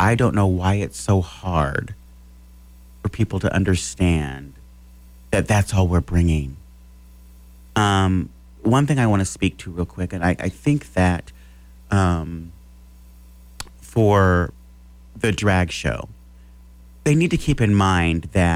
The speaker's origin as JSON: {"language": "English", "town": "Lincoln", "region": "Nebraska", "country": "United States", "tie": "born or raised there", "said": "growing up in Lincoln, Nebraska, my whole life"}